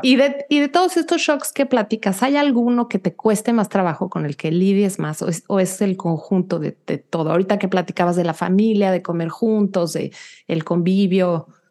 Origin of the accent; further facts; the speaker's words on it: Mexico City, Mexico; moved away as an adult; now in United States; yo soy de la Ciudad de México